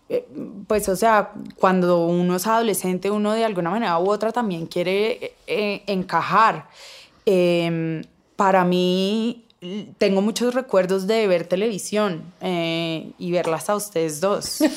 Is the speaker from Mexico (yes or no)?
no; Cali, Valle del Cauca, Colombia; pues yo crecí en Cali eh, donde la feminidad es todo, las caleñas son